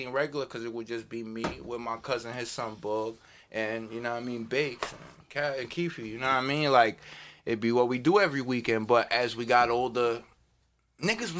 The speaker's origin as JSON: {"language": "English", "town": "Hackensack", "region": "New Jersey", "country": "United States", "said": "I'm the oldest from Hackensack, I'm from Jersey"}